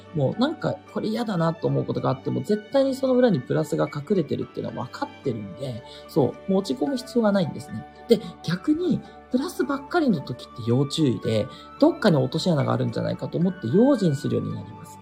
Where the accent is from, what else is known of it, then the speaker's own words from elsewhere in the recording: Japan; 国日本に生まれてる